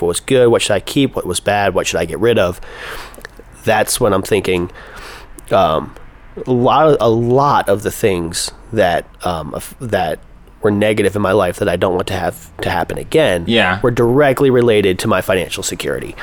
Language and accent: English; Pennsylvania, United States; moved away as an adult; now in Los Angeles, United States; I grew up in Pennsylvania and I've been in California since 2010